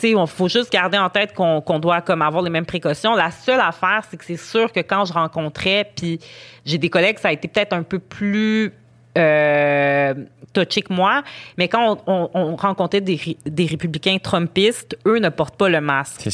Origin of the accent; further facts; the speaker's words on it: Montreal, Quebec, Canada; moi, je suis montréalaise, je suis née à Montréal, j'ai grandi à Montréal